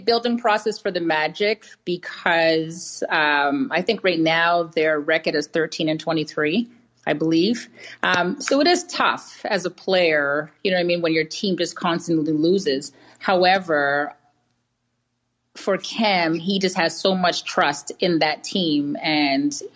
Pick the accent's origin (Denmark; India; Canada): Canada; I'm a Canadian citizen